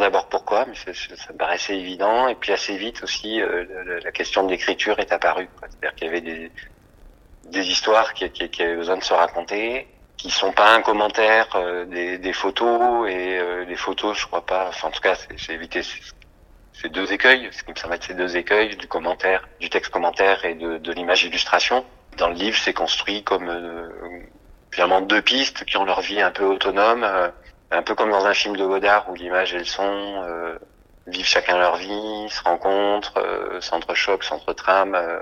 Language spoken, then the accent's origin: French; Toulouse, Occitania, France; moved away as an adult; also born or lived in Paris; now in Marseille, France; je suis né à Toulouse, où j'ai grandi.